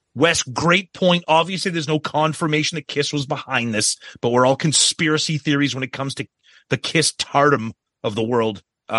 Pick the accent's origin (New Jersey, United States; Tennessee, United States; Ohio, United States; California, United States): New Jersey, United States; I was a teenager growing up in New Jersey when … came out.